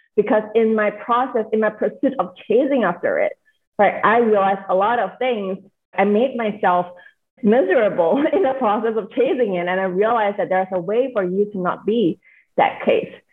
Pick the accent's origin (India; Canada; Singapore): Singapore; now in United States; I am born and raised in Singapore. I'm currently living in the States.